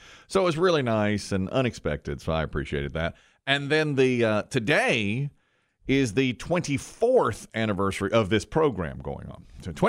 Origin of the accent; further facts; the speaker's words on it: the South, United States; Now, we're from the South.